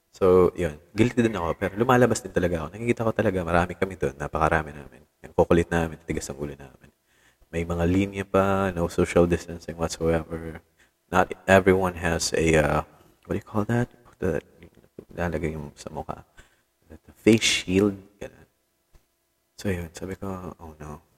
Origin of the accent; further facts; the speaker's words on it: Tacloban, Eastern Visayas, Philippines; dito sa amin sa Tacloban